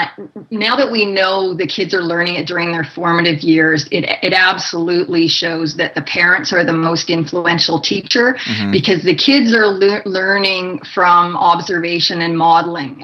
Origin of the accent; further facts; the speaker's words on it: Canada; now in United States; I'm originally from Canada